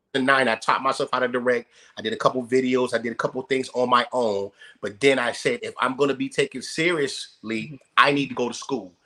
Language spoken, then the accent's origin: English; Youngstown, Ohio, United States; moved away as an adult; I came out here in '92. You know, um, from I'm from Youngstown, Ohio.